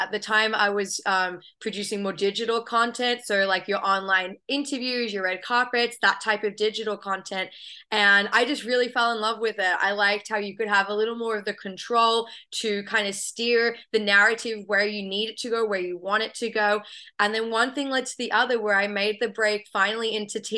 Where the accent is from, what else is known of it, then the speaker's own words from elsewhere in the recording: Australia; moved away as an adult; now in United States; I have a bit of an accent, so I'm originally from Australia, but I've been calling the US home for a few years now